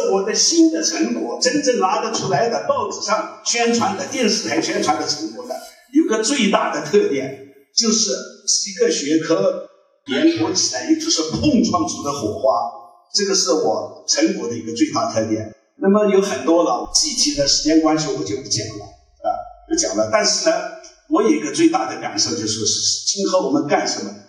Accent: Kunming, Yunnan, China; 呃，回族啊，回族，小时候在昆明长大的啊。

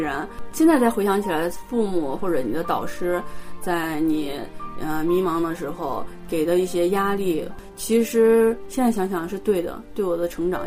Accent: Xi'an, Shaanxi, China; moved away as an adult; also born or lived in Okayama, Japan; now in Nagoya, Japan; 我来自西安，然后我今年来日本已经第六年了，呃，现在是名古屋大学的，嗯，博士研究员

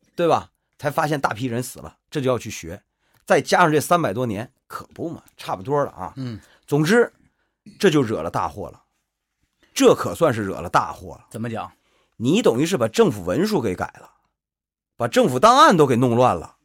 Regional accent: Northeast China, China; accent: Northeastern dialect; 我们东北话

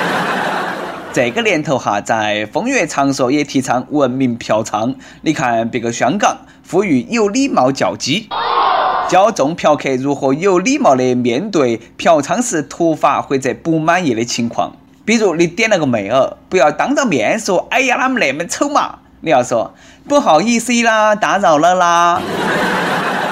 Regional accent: Sichuan, China; accent: Sichuanese (Nanchong dialect); 我是来自F M一零零四南充综合广播的主持人

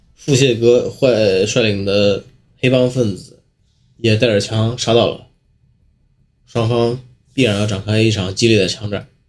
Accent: China; 那个时候我们中国人那个私家车保有量

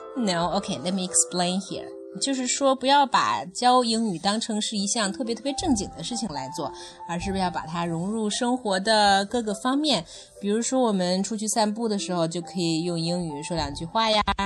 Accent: China; 我们中国人

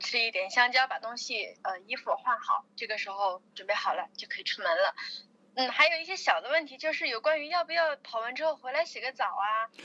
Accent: Chongqing, China; 我是重庆人

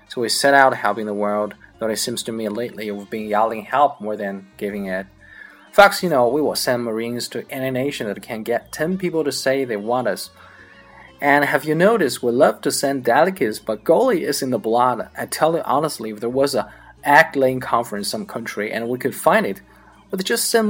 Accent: Oklahoma, United States; born there; I was born in the Indian Territory in what is now Oklahoma

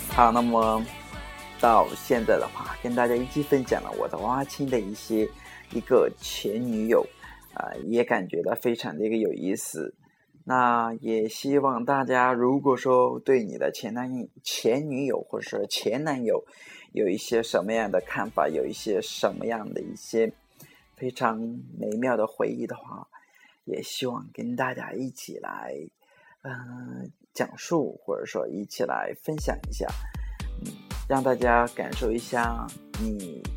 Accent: China; now in Suzhou, China; 在我们老家的时候，我这么大的时候，都会有一个，我们那边的一个习俗嘛，就叫娃娃亲

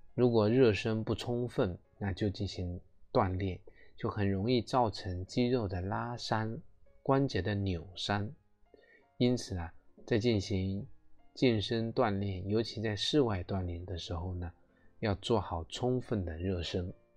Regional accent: China; 我们中国人

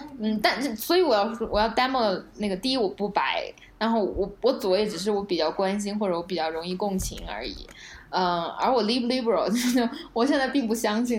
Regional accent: Tibet, China; 他听说我是来自西藏的，他就特别感兴趣。

